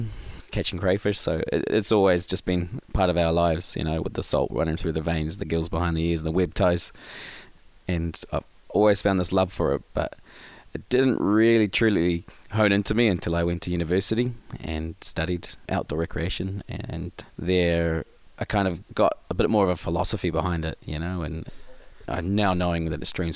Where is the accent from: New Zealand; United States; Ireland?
New Zealand; Whitianga, Waikato; Growing up in Whirianga, I come from an awesome background of family